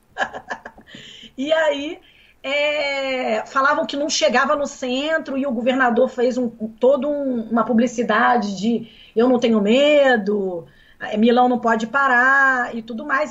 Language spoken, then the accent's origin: Portuguese; Brazil; moved away; also born or lived in Milan, Italy; eu só poderia voltar para o Brasil porque eu estava voltando para o meu país